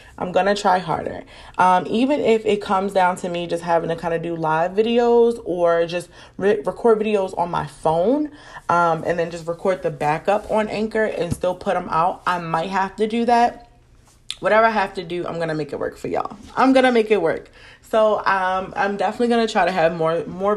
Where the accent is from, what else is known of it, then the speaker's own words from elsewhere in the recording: Maryland, United States; I have to shout out my hometown. I have to shout out my home state, because y'all, I have so many people rocking with me across Maryland